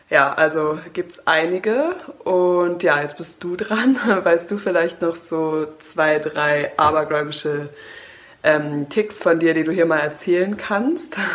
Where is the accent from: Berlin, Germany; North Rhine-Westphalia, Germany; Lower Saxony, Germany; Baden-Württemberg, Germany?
Lower Saxony, Germany; Braunschweig; Ja, also ich bin gebürtige Braunschweigerin, ähm, bin da groß geworden, aufgewachsen.